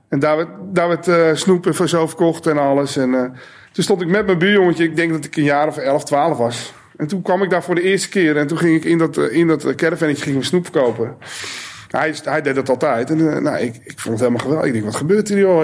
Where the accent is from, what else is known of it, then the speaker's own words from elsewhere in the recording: Alkmaar, North Holland, Netherlands; Ik ben in Alkmaar geboren